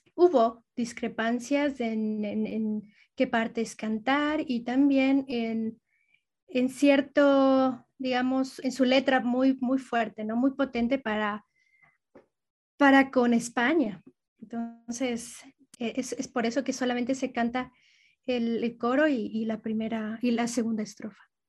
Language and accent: Spanish; Quito, Pichincha, Ecuador; Yo vengo de Quito